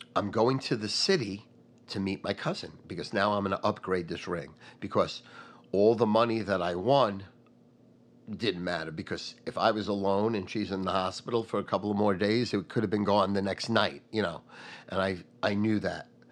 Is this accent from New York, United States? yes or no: yes; North Massapequa, New York, United States; also born or lived in Brooklyn; I moved from Brooklyn to North Massapequa.